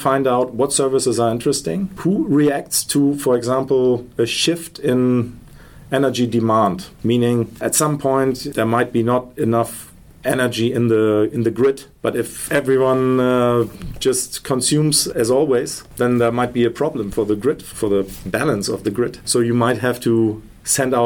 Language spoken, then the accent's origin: English; Germany; We're from Germany.